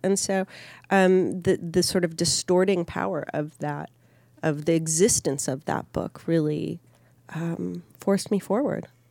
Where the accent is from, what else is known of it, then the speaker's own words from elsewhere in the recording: Minneapolis, Minnesota, United States; I grew up in Minneapolis